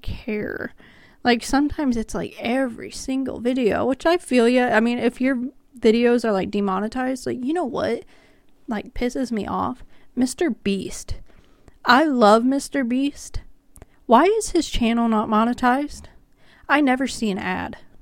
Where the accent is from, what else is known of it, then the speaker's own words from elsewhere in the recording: Kansas, United States; I'm from Kansas